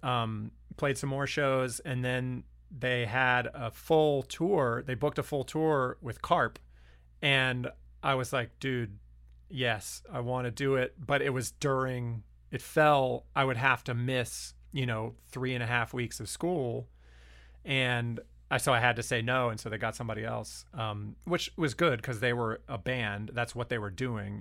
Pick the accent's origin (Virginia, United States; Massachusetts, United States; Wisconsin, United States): Virginia, United States; Lynchburg; also born or lived in Harrisonburg, Virginia; growing up in Lynchburg and then I went to college in Harrisonburg